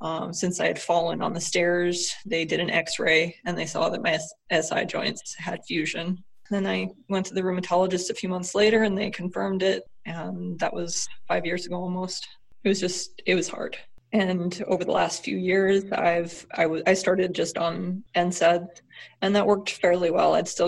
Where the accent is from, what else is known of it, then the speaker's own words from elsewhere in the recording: California, United States; also born or lived in Montana; now in Minnesota, United States; I am originally from California. I lived in Montana. I live in Minnesota now.